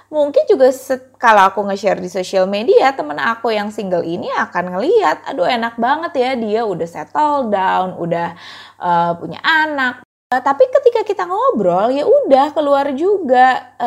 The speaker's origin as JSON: {"language": "Indonesian", "town": "Bekasi", "region": "West Java", "country": "Indonesia", "said": "sebagai orang Bekasi yang merasakan banget kayak kalau mau pergi kemana-mana itu jauh"}